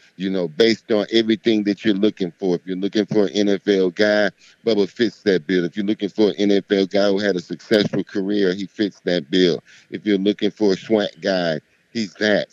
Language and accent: English; Miami, Florida, United States; I'm from Miami